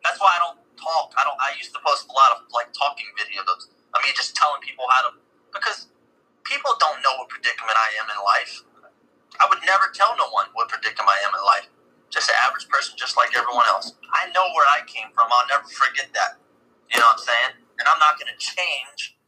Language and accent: English; Upper Darby, Pennsylvania, United States; moved away as an adult; also born or lived in Collingdale, Pennsylvania / Philadelphia; now in New Mexico, United States; I grew up in Upper Darby, and then I moved to Collindale, then I went back to Upper Darby